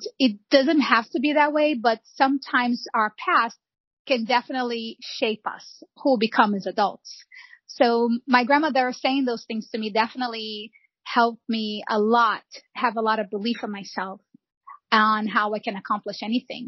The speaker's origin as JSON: {"language": "English", "region": "Rio de Janeiro", "country": "Brazil", "tie": "born or raised there", "also_born_or_lived": "São João de Meriti", "moved": "yes", "lives_now": "United States", "said": "I was born and raised in Rio de Janeiro"}